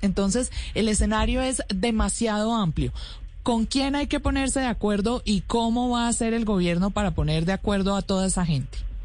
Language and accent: Spanish; Colombia